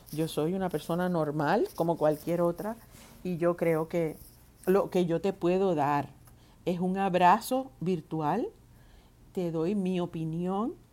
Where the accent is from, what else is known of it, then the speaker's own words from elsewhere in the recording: San Lorenzo, Puerto Rico; Soy parte del Club Amigos de Etnita aquí en Puerto Rico. Soy de San Lorenzo.